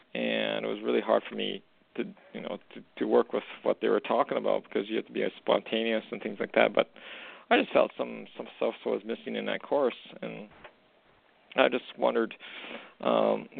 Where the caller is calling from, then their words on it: Alberta, Canada; I'm actually calling from Western Canada